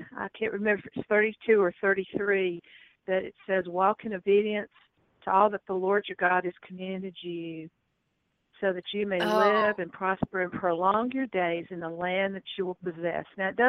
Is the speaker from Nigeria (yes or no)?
yes; Nigeria; born there; Remember though, I was born in Nigeria, and there was a big British influence in Nigeria, so we had proper tea time.